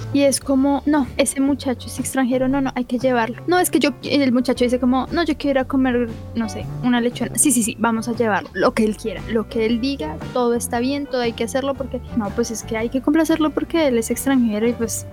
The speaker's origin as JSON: {"language": "Spanish", "country": "Colombia", "said": "me dijo de dónde vienes y le dije de Colombia"}